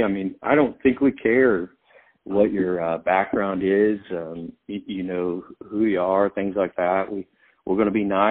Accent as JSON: {"language": "English", "town": "Tell City", "region": "Indiana", "country": "United States", "tie": "born or raised there", "moved": "yes", "said": "growing up in Tell City"}